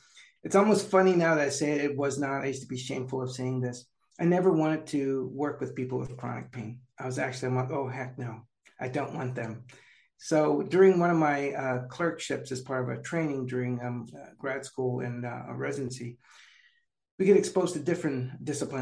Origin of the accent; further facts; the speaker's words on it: San Jose, California, United States; I'm native to California. So San Jose is my hometown